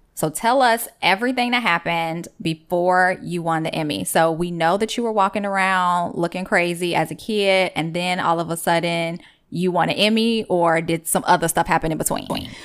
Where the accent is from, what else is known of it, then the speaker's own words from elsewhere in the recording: Chicago, Illinois, United States; I grew up on ninety-third and Racine